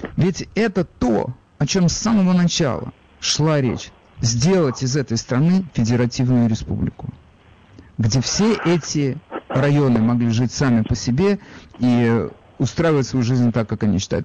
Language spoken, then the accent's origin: Russian; Ukraine; now in United States; я сам э, с Украины, и я понимаю, Э, как мне кажется, психологию тех людей, рядом с которыми я вырос